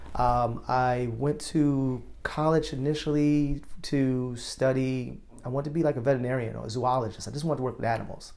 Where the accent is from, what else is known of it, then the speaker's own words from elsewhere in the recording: New York, United States; moved away as an adult; also born or lived in Chicago; growing up in New York